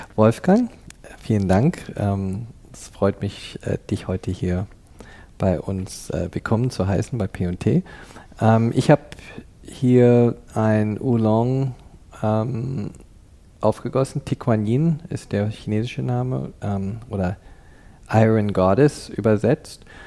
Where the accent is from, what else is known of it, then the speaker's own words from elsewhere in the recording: Canada; moved away as an adult; also born or lived in Cologne, Germany; now in Berlin, Germany; in Deutschland in Köln geboren und in Kanada aufgewachsen, ab dem Alter von neun Jahren, habe also meine formativen Jahre in, in Kanada verbracht